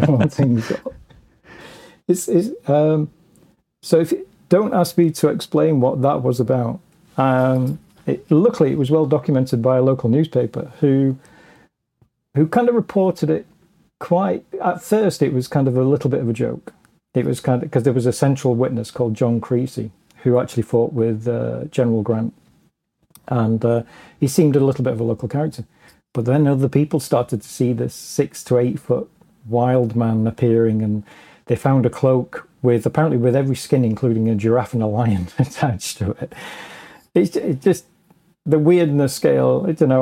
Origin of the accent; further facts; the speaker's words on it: England, United Kingdom; as an Englishman